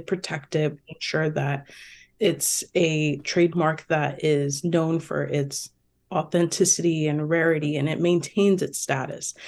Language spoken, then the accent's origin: English; New Jersey, United States; also born or lived in Toronto, Canada; I've been in New Jersey for most of my life.